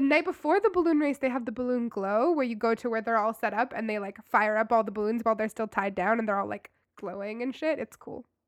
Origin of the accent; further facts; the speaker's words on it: Louisville, Kentucky, United States; I grew up in Louisville, where the Kentucky Derby is held